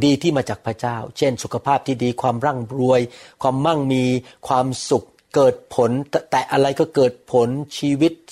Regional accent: Thailand; moved away; also born or lived in United States; ผมเป็นคนไทยโดยธรรมชาติ แต่ผมเป็นคนอเมริกันโดยตำแหน่ง ผมมีพาสปอร์ตอเมริกัน ผมมีตำแหน่งเป็นคนอเมริกัน

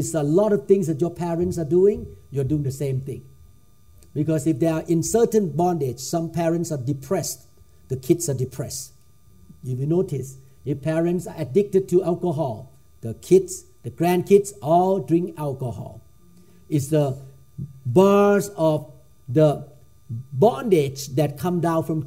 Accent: Thailand; I grew up in Thailand

